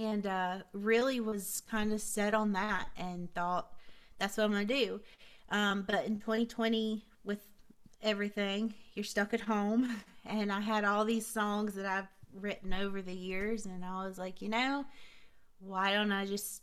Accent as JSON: {"language": "English", "town": "Hickory", "region": "North Carolina", "country": "United States", "tie": "born or raised there", "also_born_or_lived": "Vale, North Carolina", "said": "I'm from Vail, North Carolina, which I grew up in Hickory, so Vail's like 30 minutes away"}